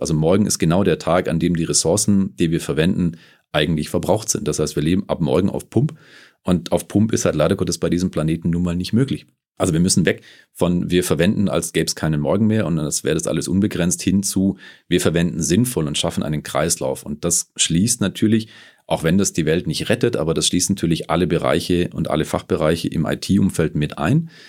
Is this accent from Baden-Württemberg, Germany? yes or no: yes; Stuttgart, Baden-Württemberg, Germany; moved away as an adult; now in Munich, Germany; komme ursprünglich aus Stuttgart, bin äh, mittlerweile seit 2008 hier in München zu Hause